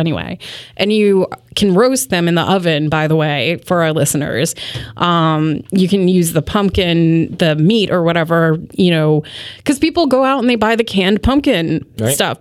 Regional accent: Connecticut, United States; I grew up in Connecticut. Like, that's where I'm originally from

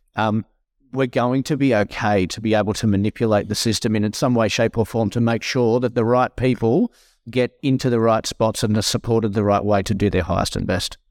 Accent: Tenterfield, New South Wales, Australia; moved away; I'm a country boy born and bred. I, I grew up in my younger, younger years in Tennerfield

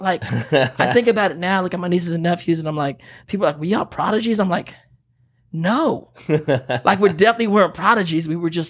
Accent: Pittsburg, California, United States; In the Bay, yeah. Okay. We're from Pittsburgh, California, and it's just a little cutty town outside of the city.

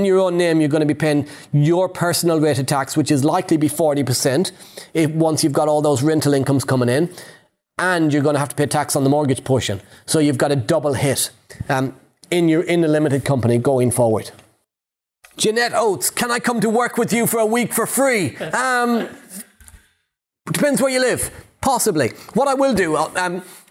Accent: Ireland; I'm Irish

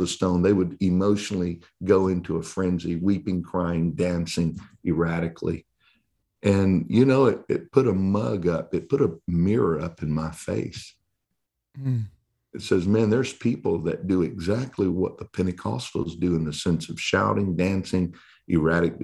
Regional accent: Texas, United States; I'm from Texas

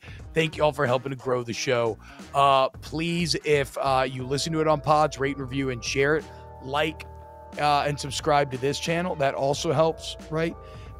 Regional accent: Georgia, United States; I grew up in Georgia. I knew one Georgia Tech fan my entire life.

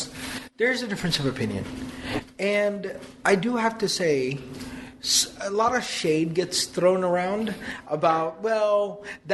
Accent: Texas, United States; we're from Texas

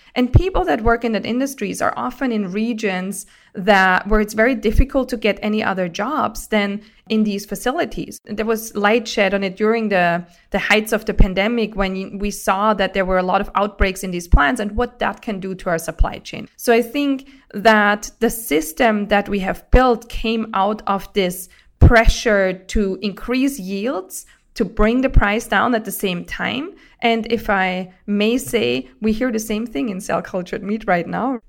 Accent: Austria; grew up in Austria, and being on farms

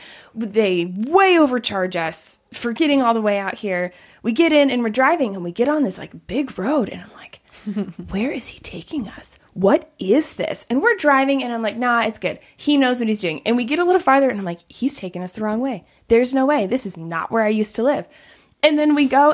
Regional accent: Seattle, Washington, United States; also born or lived in Nepal; I'm from Seattle

